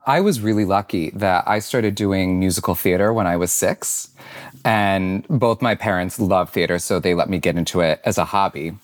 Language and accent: English; Syracuse, New York, United States; I grew up in Syracuse, New York.